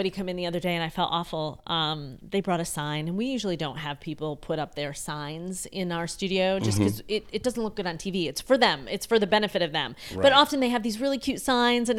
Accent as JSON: {"language": "English", "area": "outside of Syracuse", "region": "upstate New York", "country": "United States", "tie": "born or raised there", "also_born_or_lived": "Rochester, New York / Buffalo, New York / Fredonia, New York", "moved": "yes", "lives_now": "Charlotte, United States", "said": "I grew up outside of Syracuse"}